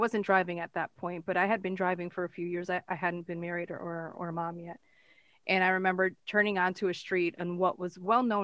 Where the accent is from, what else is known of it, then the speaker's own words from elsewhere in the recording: Connecticut, United States; I grew up in a very multicultural area of Connecticut.